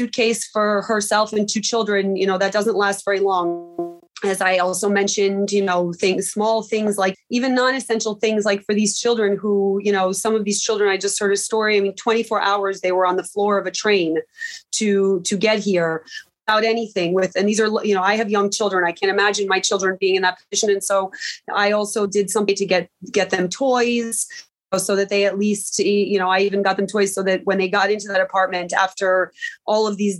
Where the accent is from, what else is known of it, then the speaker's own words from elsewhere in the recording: United States; now in Poland; I'm from the States